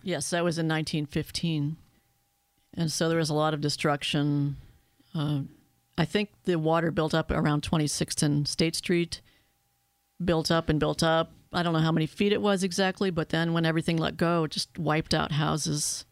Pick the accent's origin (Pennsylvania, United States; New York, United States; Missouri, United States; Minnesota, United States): Pennsylvania, United States; Erie; I was born and raised in Erie